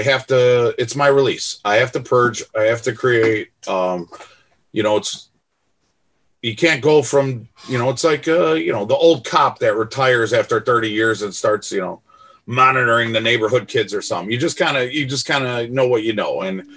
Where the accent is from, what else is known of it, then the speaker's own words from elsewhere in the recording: Melrose Park, Illinois, United States; I grew up in Melrose and Stone Park